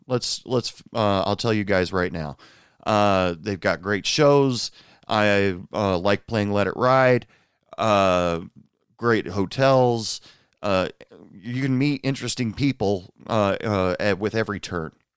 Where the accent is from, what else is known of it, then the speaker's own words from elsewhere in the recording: Portland, Oregon, United States; now in New York City, United States; I'm originally from the Portland area, uh, Portland area in Oregon